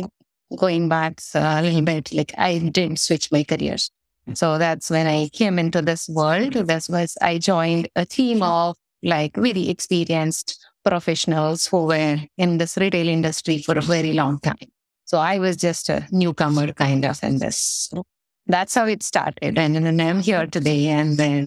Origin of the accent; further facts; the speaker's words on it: India; moved away; I was born in India in a small town in a very traditional Orthodox Indian family. My mom is a homemaker and no background of working women in the family as such as when I was growing up